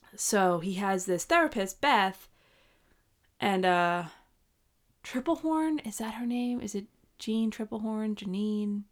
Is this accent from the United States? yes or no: yes; New York, United States; moved away as an adult; we are both from New York